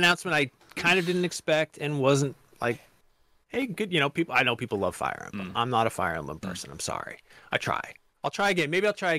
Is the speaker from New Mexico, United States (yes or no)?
no; Maine, United States; accent: Maine; We don't have a Massachusetts accent. We have a Maine accent.